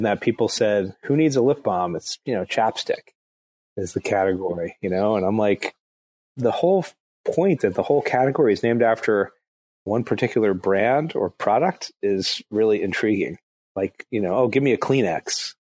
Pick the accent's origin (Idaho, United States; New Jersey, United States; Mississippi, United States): New Jersey, United States; Englewood; moved away; also born or lived in Atlanta; I grew up in New Jersey, in Englewood, New Jersey